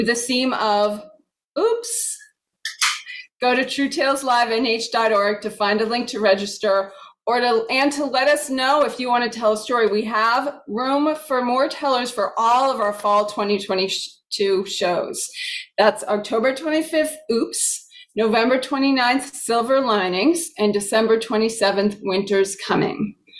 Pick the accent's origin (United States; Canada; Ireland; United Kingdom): Ireland; I grew up in St. Bridget's Parish, Bridget also being one of the original goddesses of Ireland.